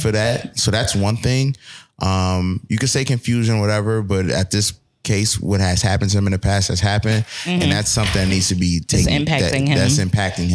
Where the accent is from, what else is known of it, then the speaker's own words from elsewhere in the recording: Buffalo, New York, United States; I was from the east side of Buffalo